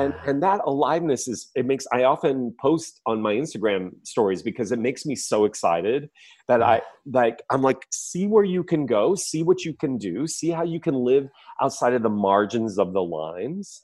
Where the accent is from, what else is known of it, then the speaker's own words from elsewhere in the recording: the Midwest, near Chicago, Illinois, United States; I grew up in the Midwest, not far from Chicago